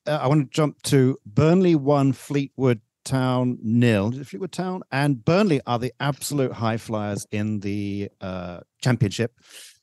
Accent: Malaysia; I, as a Malaysian

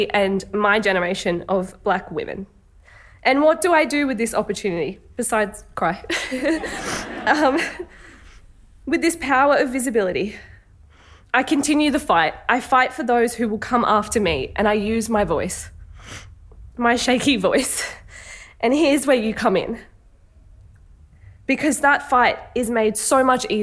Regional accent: Sydney, New South Wales, Australia; I was born on Gadigal country

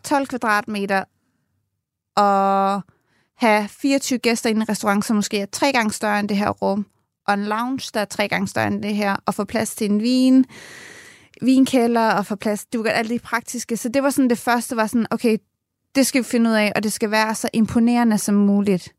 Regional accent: Nakskov, Zealand, Denmark; moved away as an adult; now in Ireland; jeg kommer ned fra Nakskov og har gået i folkeskole og gymnasiet dernede

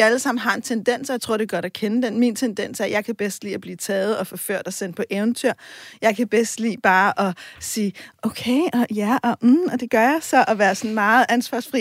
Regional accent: Copenhagen, Capital Region of Denmark, Denmark; Jeg er også fra, altså, jeg er fra Vesterbro og Vestegnen

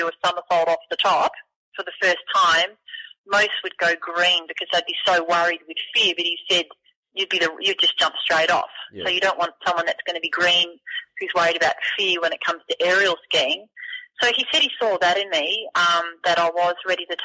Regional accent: Beaumaris, Brighton, Victoria, Australia; we moved from Beaumaris to Brighton, and I went to a trampoline all the time at the Brighton Rec Centre

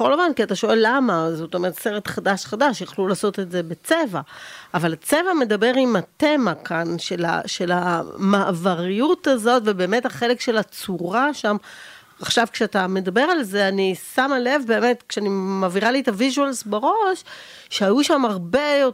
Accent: Jerusalem, Jerusalem District, Israel; אני זוכר בתור ירושלמי

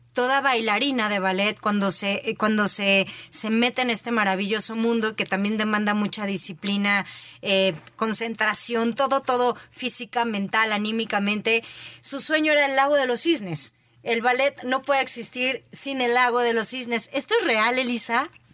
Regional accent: State of Mexico, Mexico; por ser mujer, por ser mexicana, por ser mexiquense

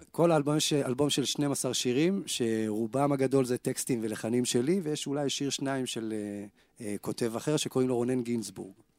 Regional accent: Kfar Saba, Central District, Israel; אני בא מכפר סבא

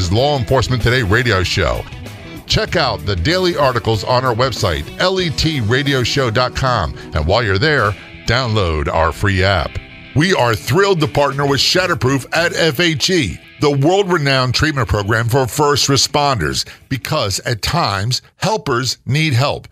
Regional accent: Florida, United States; Calling us from my home state, Florida.

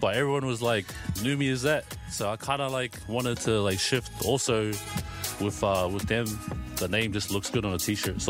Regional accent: Auckland, New Zealand; also born or lived in Mangere / Tuapa, Niue; now in Brisbane, Australia; I came from, I'm from South Auckland, eh?

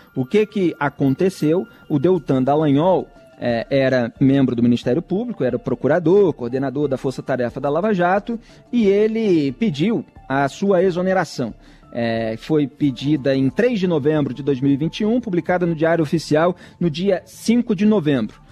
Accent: Rio de Janeiro, Brazil; eu sou do Rio de Janeiro

